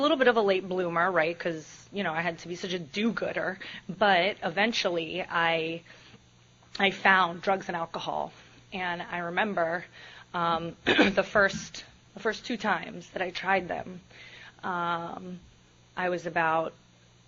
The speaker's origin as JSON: {"language": "English", "town": "Miami", "region": "Florida", "country": "United States", "tie": "born or raised there", "said": "I am from Miami. As Jim mentioned, I'm from a half Hispanic home. I'm from a very strict household, or it was when I was growing up."}